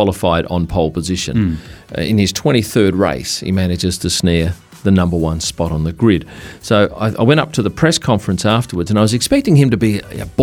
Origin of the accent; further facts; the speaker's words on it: Perth, Western Australia, Australia; I come from Perth, which is a windy city